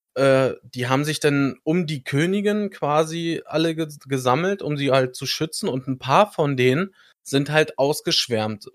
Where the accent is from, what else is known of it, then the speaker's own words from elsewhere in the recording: Germany; Ich als Deutscher